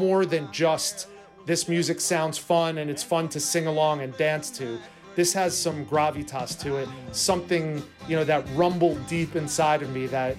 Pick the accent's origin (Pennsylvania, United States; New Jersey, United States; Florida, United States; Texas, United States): New Jersey, United States; I was born in New Jersey